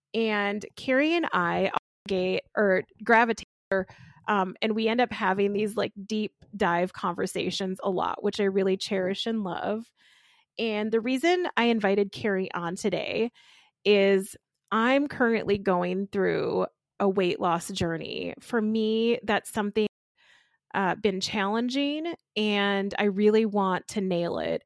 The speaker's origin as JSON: {"language": "English", "town": "Austin", "region": "Minnesota", "country": "United States", "said": "I'm from Austin, Minnesota, where, you know, home of spam"}